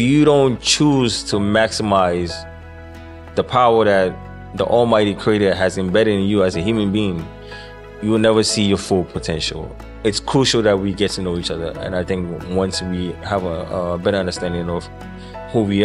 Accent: New York City, New York, United States; also born or lived in Ghana; I was born in Ghana, grew up in the Bronx

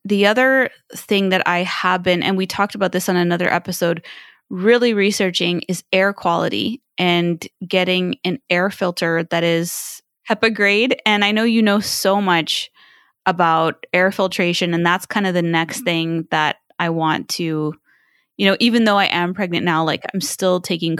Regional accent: China; And it was really bad when I was growing up in China.

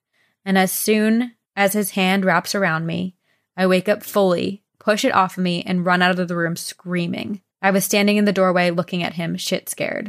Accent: Victoria, Australia; I should mention I'm from Australia, Victoria.

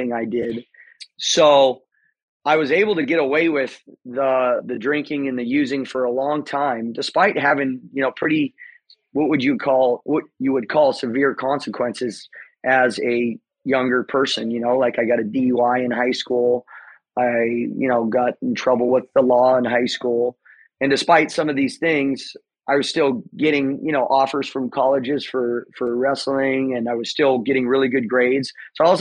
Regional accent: Temecula, California, United States; I grew up here in Southern California, Temecula, to be specific, Temecula Valley

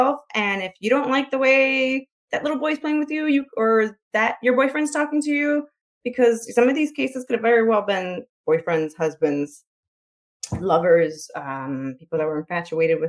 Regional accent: Chicago, Illinois, United States; I'm from Chicago, so I live in a city

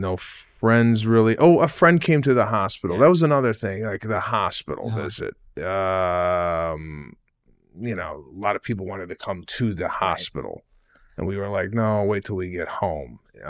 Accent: Arlington Heights, Illinois, United States; It is a town over where I grew up in Arlington Heights.

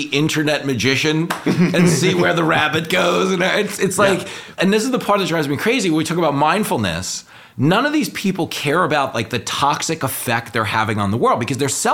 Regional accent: New York, United States; as a New Yorker

